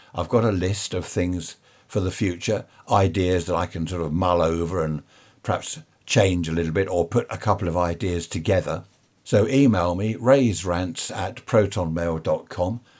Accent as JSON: {"language": "English", "country": "United Kingdom", "said": "we're a nation of shopkeepers"}